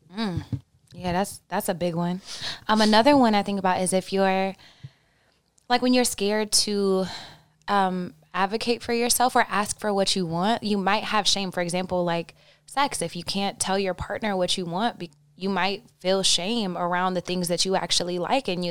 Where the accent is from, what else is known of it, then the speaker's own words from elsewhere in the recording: Oklahoma, United States; I grew up in Oklahoma